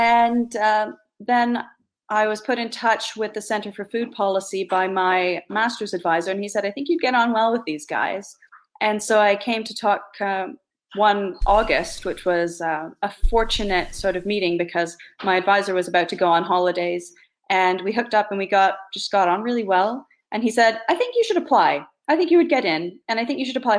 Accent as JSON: {"language": "English", "area": "Eastern Townships", "region": "Quebec", "country": "Canada", "tie": "born or raised there", "also_born_or_lived": "Ontario / Toronto / London", "moved": "as an adult", "lives_now": "Bishop's Castle, United Kingdom", "said": "I grew up in the Anglophone part of Quebec in the eastern townships"}